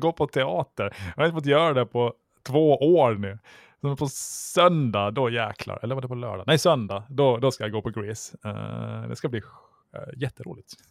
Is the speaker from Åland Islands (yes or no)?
yes; Åland Islands; som ålänning